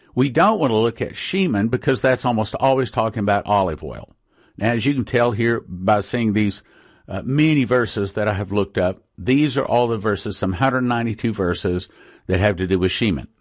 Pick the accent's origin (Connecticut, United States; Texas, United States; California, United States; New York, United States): Texas, United States; West; I grew up in West Texas, and the oil patch